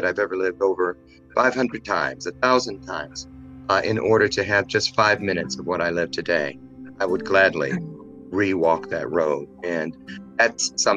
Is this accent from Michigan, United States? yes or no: yes; Michigan, United States; now in Naperville, United States; I was born and raised in Michigan, 1962.